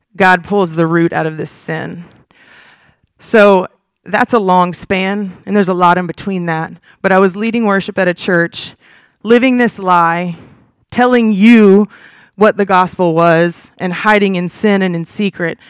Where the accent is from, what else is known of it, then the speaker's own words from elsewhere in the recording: Huntsville, Alabama, United States; I was born and raised in Huntsville, Alabama